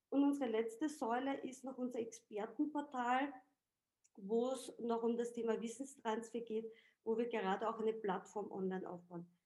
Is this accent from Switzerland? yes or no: no; Austria; Also ich sage jetzt mal, ich als Österreicherin mache den österreichischen Markt